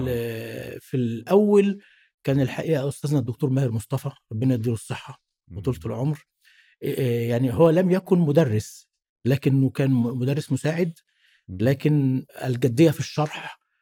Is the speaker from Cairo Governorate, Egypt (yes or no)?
yes; Cairo, Cairo Governorate, Egypt; من صغري آه، والدي الله يرحمه كان وداني جنب البيت عندنا في شبرا